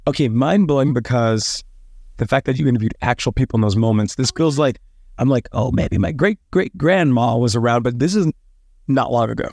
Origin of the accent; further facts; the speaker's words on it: Dallas, Texas, United States; I grew up in the South